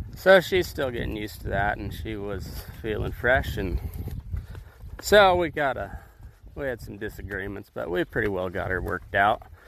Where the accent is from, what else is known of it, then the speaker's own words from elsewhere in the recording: High Plains, southeast Colorado, United States; moved away as an adult; now in Nevada, United States; I grew up in the High Plains, southeast Colorado.